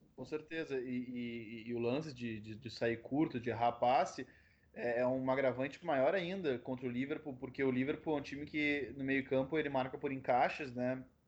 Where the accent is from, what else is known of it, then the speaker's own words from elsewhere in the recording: Porto Alegre, Rio Grande do Sul, Brazil; eu sou de Porto Alegre, eu vim numa terra que valoriza muito o clássico